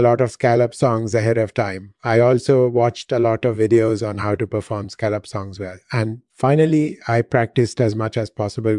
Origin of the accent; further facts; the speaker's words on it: India; moved away as an adult; also born or lived in London; I was born and raised in India. I started learning music when I was 6 years old, and I've been singing ever since. I studied voice at the prestigious Sanjit Natak Academy in India. And then I came to the US